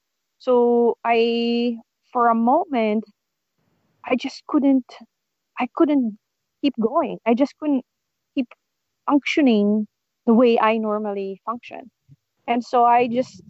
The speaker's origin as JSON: {"language": "English", "country": "Philippines", "tie": "born or raised there", "moved": "as an adult", "lives_now": "San Francisco, United States", "said": "I was born and raised in the Philippines, and in the province."}